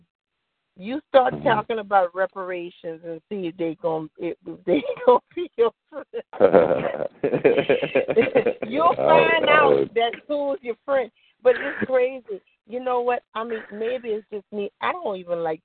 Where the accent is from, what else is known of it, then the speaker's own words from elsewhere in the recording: Louisiana, United States; I'm from Louisiana